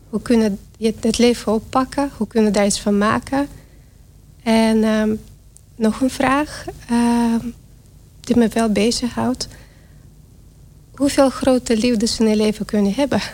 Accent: Belarus; Dutch is a second language; now in Netherlands; En ik kom uit Wit-Rusland. Dat is natuurlijk wat te horen aan mijn accent

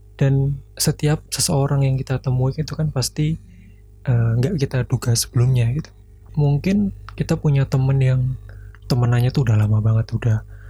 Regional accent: Blora, Central Java, Indonesia; daerah aku di Blora

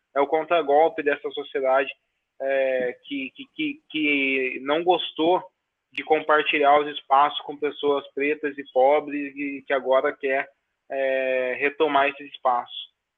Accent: Brazil; Eu nasci no Brasil que não criminalizavam o racismo, que nasciam em oitenta e seis

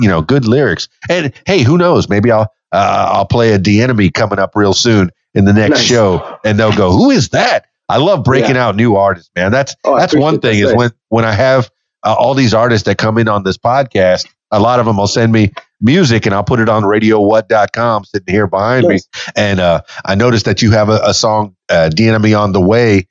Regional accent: Miami, Florida, United States; also born or lived in Fort Lauderdale; now in Conway, Arkansas, United States; I grew up in Miami, by the way, in South Florida

